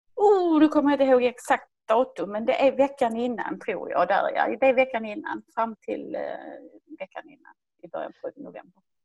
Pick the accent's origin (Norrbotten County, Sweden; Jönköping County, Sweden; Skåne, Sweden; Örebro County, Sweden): Skåne, Sweden; Höllviken; ni hör ju var jag kommer ifrån. Jag kommer från Skåne, närmare bestämt från Höllviken som ligger söder om Malmö